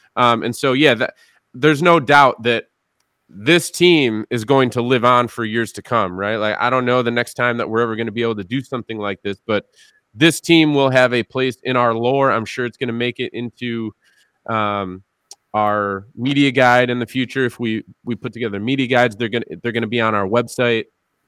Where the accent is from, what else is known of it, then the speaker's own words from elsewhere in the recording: Western New York, United States; moved away as an adult; now in Boston, United States; I grew up in Western New York.